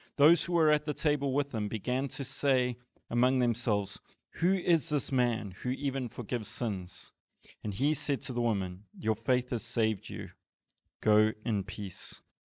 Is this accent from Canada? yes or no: no; South Africa; as a South African